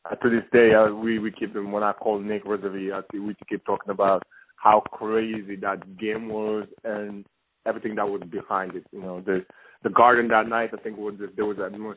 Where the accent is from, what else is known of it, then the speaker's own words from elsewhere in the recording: Senegal; moved away; also born or lived in Denmark / Belgium; originally I'm from Senegal